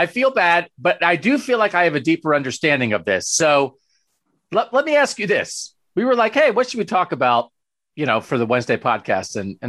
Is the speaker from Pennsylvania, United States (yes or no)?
yes; Pennsylvania, United States; moved away; I grew up in Pennsylvania.